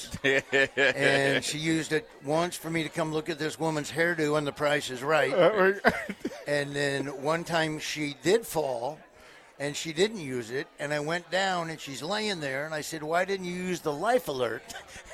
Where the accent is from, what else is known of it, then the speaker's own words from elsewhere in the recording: Southeast Nebraska, United States; I'm from Southeast Nebraska